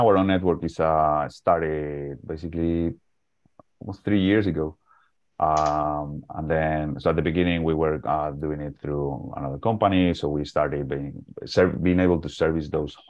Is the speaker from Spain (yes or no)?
yes; Salamanca, Castile and León, Spain; English is a second language; moved away as an adult; now in London, United Kingdom; basically, I am from Spain. My accent probably already told you that. it's in a small city called Salamanca, that is on the west of Madrid